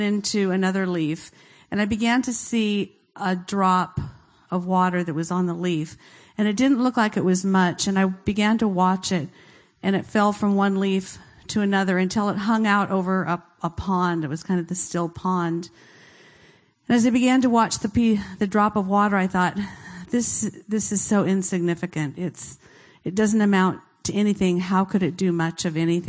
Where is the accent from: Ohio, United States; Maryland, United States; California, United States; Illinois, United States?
California, United States; Fremont; moved away; I was raised in Fremont